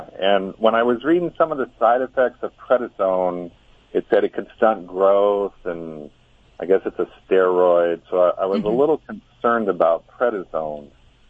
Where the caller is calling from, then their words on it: California, United States; Rio Grande, California.